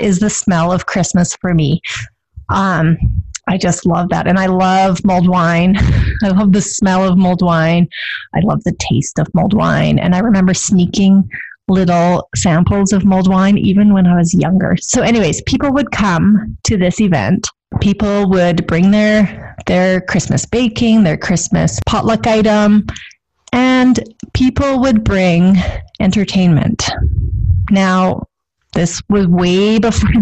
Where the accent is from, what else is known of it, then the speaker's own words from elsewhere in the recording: Pincher Creek, Alberta, Canada; I grew up in Pincher Creek